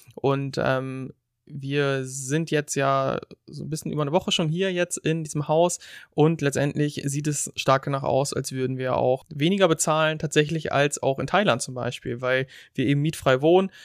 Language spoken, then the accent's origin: German; Germany; moved away; als Deutsche